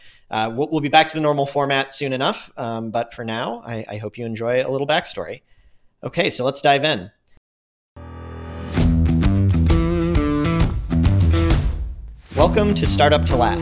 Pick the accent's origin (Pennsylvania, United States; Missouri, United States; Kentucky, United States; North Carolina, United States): Missouri, United States; St. Louis; moved away as an adult; also born or lived in Tucson, Arizona / Park City / San Francisco; I grew up in St. Louis, moved there when I was one